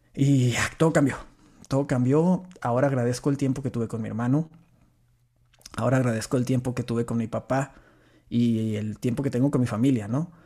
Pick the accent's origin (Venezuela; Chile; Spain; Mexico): Mexico; Meoqui, Chihuahua; accent: norteño; soy de Chihuahua, Chihuahua. Bueno, de un pueblito de, por ahí pegado, cerquita a Chihuahua, Chihuahua, que es Meoki, una ranchería